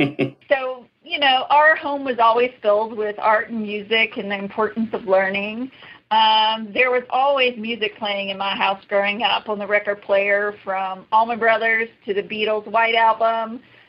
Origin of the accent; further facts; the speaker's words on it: Savannah, Georgia, United States; I grew up in Savannah, Georgia. I actually grew up on Burnside Island, so that's okay. Near Skidaway Island. It's kind of the last island going, you know, to Savannah.